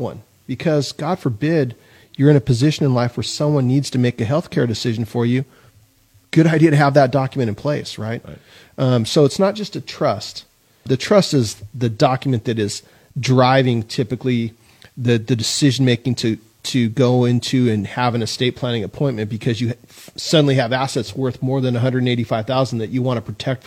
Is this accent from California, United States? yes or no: yes; San Luis Obispo, California, United States; I grew up in San Luis Obispo